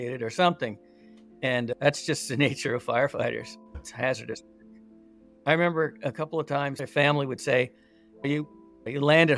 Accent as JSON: {"language": "English", "region": "California", "country": "United States", "tie": "born or raised there", "said": "I grew up here in California, little town"}